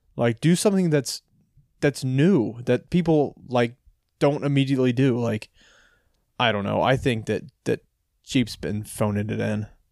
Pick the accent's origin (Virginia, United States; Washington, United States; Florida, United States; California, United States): Virginia, United States; Ashburn; I grew up in Ashburn